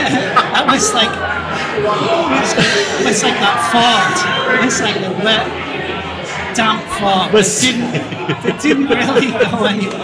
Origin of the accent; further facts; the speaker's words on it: Kilkenny, Leinster, Ireland; moved away; He realized that I lived in Kilkenny. I was brought up in Kilkenny.